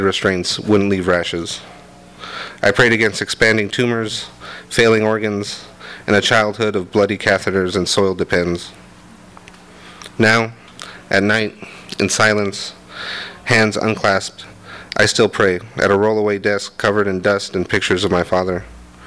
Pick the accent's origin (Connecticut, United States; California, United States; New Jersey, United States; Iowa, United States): California, United States; Commerce; I grew up in Commerce, which meant either you went to Bell Gardens High School or Montebello High School